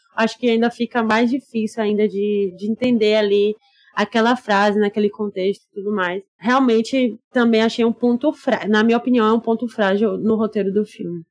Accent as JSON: {"language": "Portuguese", "town": "Salvador", "region": "Bahia", "country": "Brazil", "said": "a gente, eu e Alexandre, somos baianos, soteropolitanos"}